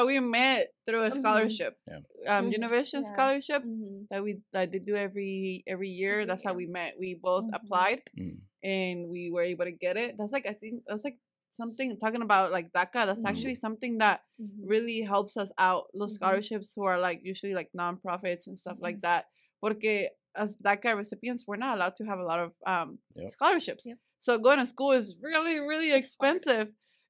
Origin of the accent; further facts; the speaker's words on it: Springdale, Arkansas, United States; Oh, Irving and us, like we grew up in Springdale, like seeing it grow, it's just really nice.